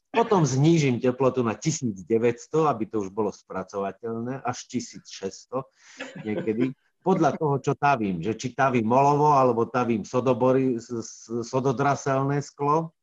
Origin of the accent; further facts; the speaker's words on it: Hriňová, Banská Bystrica Region, Slovakia; also born or lived in Brezno / Heľpa; potom sa naši presťahovali do Hriňovej, keď ja som mal 5 rokov